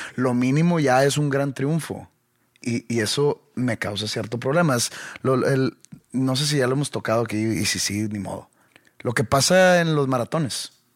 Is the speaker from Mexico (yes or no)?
yes; Mexico; nosotros como mexicanos